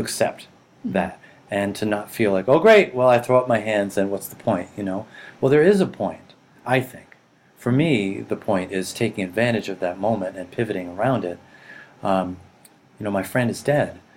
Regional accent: Boston, Massachusetts, United States; also born or lived in Rhode Island / Japan / California / Montana; I grew up in boston

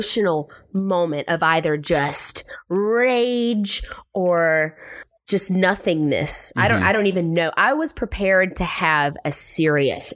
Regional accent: South Carolina, United States; coming from small town South Carolina, growing up and kind of coming into myself in my small country town

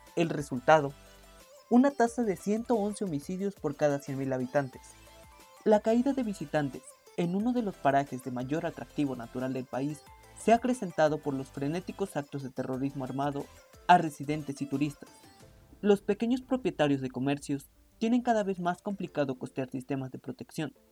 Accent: Mexico; mi país? México

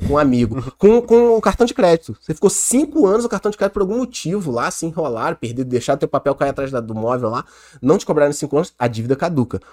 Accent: Petrópolis, Rio de Janeiro, Brazil; da nossa cidade, a gente é de Petrópolis, região serrana do Rio

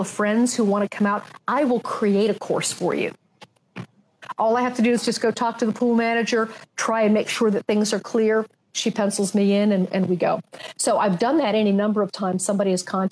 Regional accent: Pittsburgh, Pennsylvania, United States; moved away; I'm from Pittsburgh

